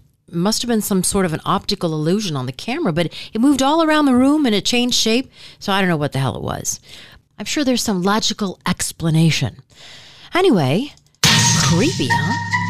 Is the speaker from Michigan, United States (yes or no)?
yes; Michigan, United States; moved away; I'm from Michigan